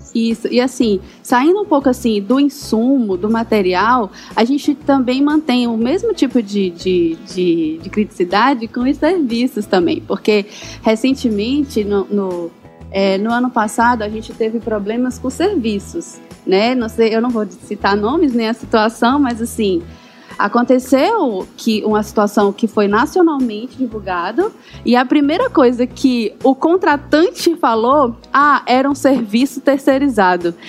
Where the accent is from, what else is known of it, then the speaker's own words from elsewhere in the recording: Eusébio, Ceará, Brazil; Eu falo aqui de Fortaleza. Na verdade, Eusébio, Ceará